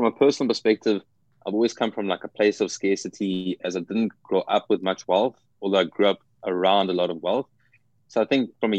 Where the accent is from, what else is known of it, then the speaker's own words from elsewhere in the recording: South Africa; moved away as an adult; now in United States; I'm originally from South Africa and moved to the US about 2 years ago.